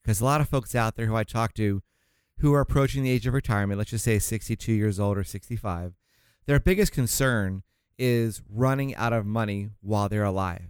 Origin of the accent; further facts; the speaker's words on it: Florida, United States; now in Orange County, California, United States; I'm from Florida originally